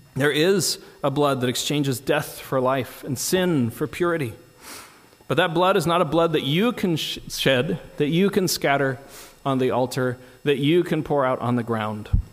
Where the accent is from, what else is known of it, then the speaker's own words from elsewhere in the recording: United States; as an American